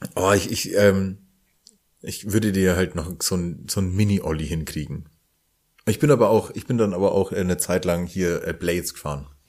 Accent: Franconia, Bavaria, Germany; accent: Franconian rolled R; als ähm, Franke mit rollendem R

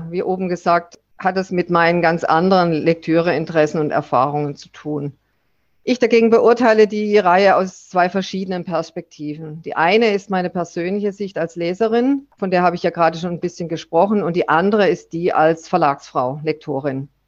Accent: Southern Germany, Germany; Ich dagegen bin eben Süddeutsche und äh, mehr dem Süden verbunden, hier in Bayern und weiter nach Italien und vor allen Dingen nach Griechenland.

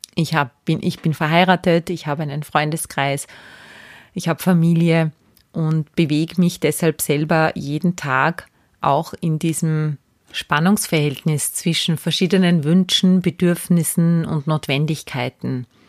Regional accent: Salzburg, Austria; moved away as an adult; also born or lived in Graz / Vienna; Ich bin Salzburgerin. Ich bin nach der Ausbildung zur Kindergartenpädagogin nach Graz gezogen.

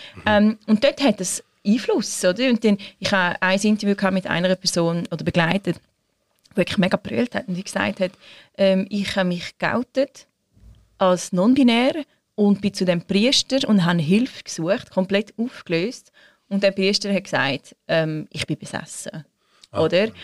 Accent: Switzerland; bei uns in der Schweiz

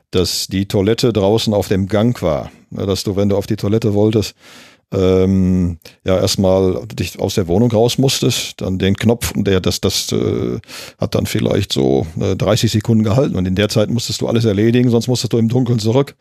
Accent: Gelsenkirchen, North Rhine-Westphalia, Germany; ich bin ja gebürtiger Gelsenkirchner, in Gelsenkirchen-Ückendorf geboren.

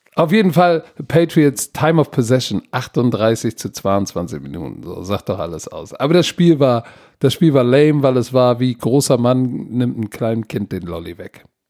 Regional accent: Germany; als Deutscher

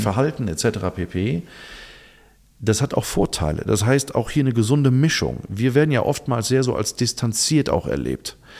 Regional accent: Germany; wir Deutschen

